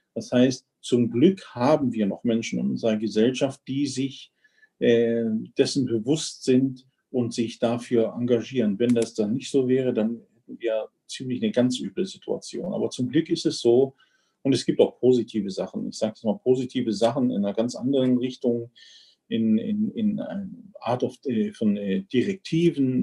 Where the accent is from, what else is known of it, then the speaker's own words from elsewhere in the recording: Germany; bei uns in Deutschland